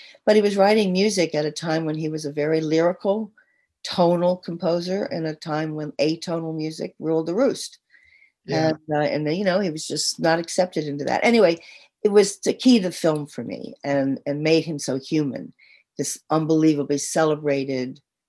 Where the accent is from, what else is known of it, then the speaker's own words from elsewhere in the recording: Baltimore, Maryland, United States; also born or lived in New York City; And so I was born in New York City. But then we moved around a lot while my parents tried to make it as musicians, which didn't work very well. And finally settled in Baltimore, which is where I was most raised.